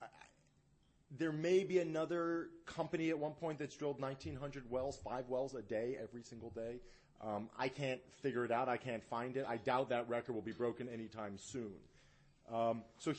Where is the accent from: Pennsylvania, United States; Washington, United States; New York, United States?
Pennsylvania, United States; Philadelphia; also born or lived in San Antonio / Austin; now in Dallas, United States; I grew up in Philadelphia